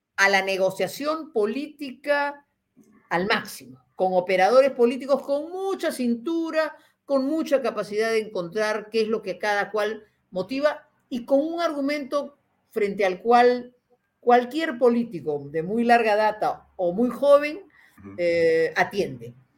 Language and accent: Spanish; Peru; como peruana